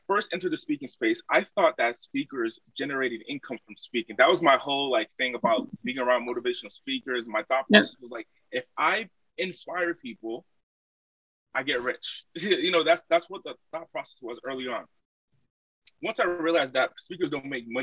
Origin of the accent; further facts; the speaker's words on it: Rhode Island, United States; I was raised on the East Coast, small state in the country, Rhode Island